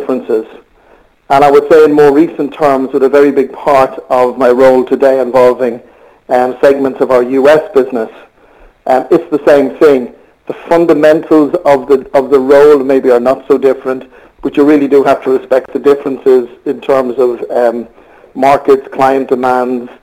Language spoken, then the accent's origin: English; Ireland; accent: Irish; moved away as an adult; also born or lived in Australia / United Kingdom; I'm not able to disguise the accent, so I am Irish, as most people will gather very quickly.